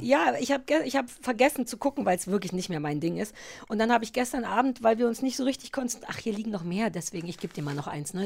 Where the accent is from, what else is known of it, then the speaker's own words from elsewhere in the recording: GDR, East Germany, Germany; Ich bin ja in der DDR groß geworden